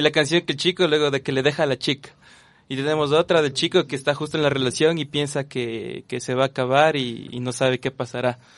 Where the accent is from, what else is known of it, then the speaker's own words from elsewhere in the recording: Quito, Pichincha, Ecuador; yo soy quiteño y tengo unas pequeñas raíces en donde es Riobamba, Colta, por ahí